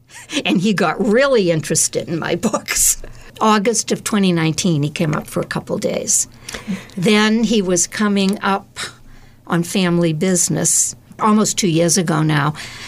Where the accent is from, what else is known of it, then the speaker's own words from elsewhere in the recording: Abington, United States; I grew up in Abington, and it was like Leave It to Beaver.